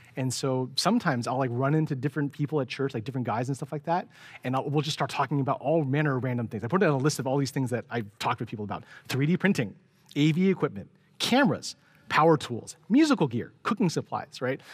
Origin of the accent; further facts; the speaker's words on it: San Francisco, California, United States; growing up in San Francisco